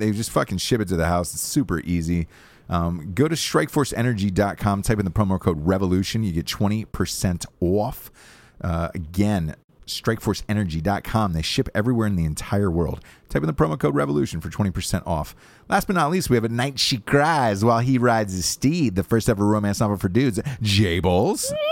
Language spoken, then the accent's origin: English; Atlanta, Georgia, United States; moved away; my hometown